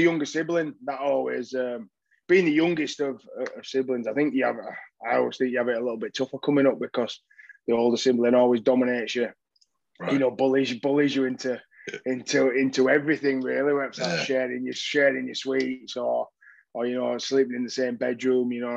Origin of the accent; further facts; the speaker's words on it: Dewsbury, Yorkshire and the Humber, United Kingdom; moved away as an adult; also born or lived in Leeds; now in London, United Kingdom; home was Dewsbury. I was born and raised in Dewsbury.